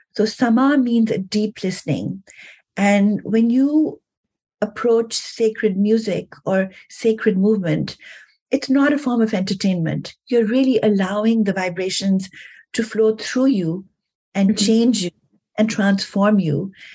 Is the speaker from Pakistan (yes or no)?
yes; Pakistan; moved away; also born or lived in New York; I'm from Pakistan originally.